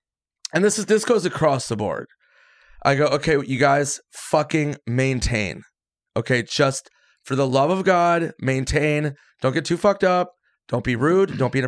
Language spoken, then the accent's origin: English; Minnesota, United States; I'm from Minnesota.